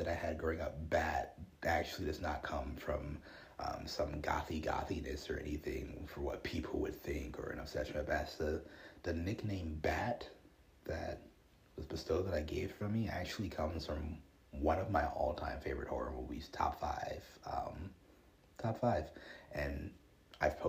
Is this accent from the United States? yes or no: yes; Chicago, Illinois, United States; I grew up in Chicago